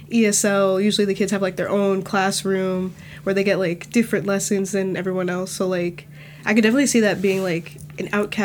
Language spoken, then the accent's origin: English; Dumont, New Jersey, United States; born or raised there; first language English; also born or lived in Brooklyn, New York